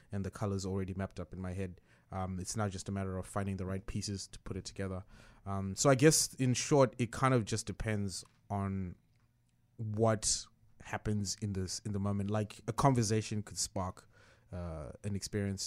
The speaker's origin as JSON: {"language": "English", "country": "Zimbabwe", "tie": "born or raised there", "said": "I grew up in Zimbabwe"}